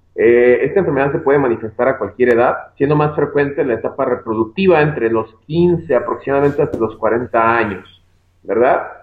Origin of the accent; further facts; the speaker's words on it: Guadalajara, Jalisco, Mexico; Yo soy de acá de Guadalajara, Jalisco, México. Yo me encuentro trabajando aquí en mi, en mi ciudad natal, que es una ciudad de Guadalajara.